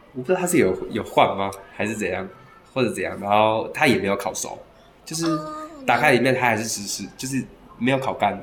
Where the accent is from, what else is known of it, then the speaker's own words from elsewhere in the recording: Taiwan; 以我们台湾人来听的话